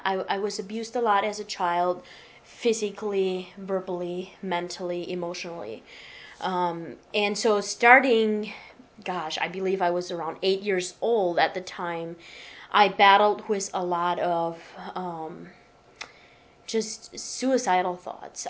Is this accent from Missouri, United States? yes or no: no; Michigan, United States; now in Nashville, United States; I was born and raised in Michigan on a farm